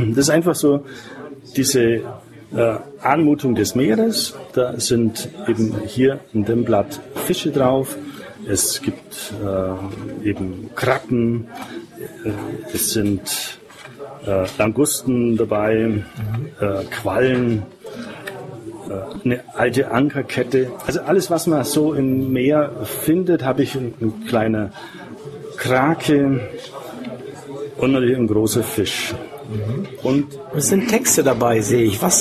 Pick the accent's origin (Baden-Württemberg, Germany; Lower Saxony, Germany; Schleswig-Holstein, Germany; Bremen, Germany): Baden-Württemberg, Germany; Und äh, dann als Schwabe, man ist natürlich sparsam